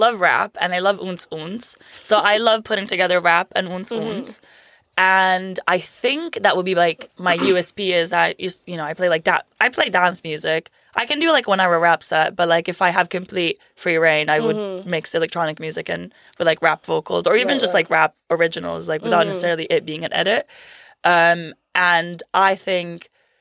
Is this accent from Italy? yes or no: yes; Italy; also born or lived in Berkeley, California, United States; now in London, United Kingdom; I was raised in Italy by Italian parents.